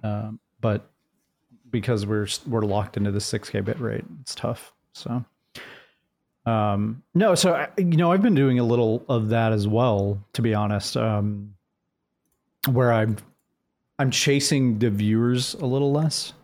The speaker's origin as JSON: {"language": "English", "town": "Jacksonville", "region": "Florida", "country": "United States", "said": "I'm actually from Jacksonville, Florida"}